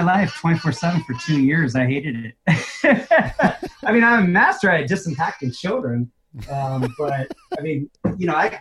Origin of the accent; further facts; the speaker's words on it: California, United States; moved away; also born or lived in New York / Caribou, Maine; I'm originally born and raised in California